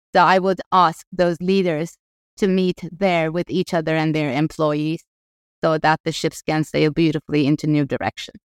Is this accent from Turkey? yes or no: yes; Ankara, Turkey; moved away as an adult; also born or lived in Los Angeles; I grew up in Ankara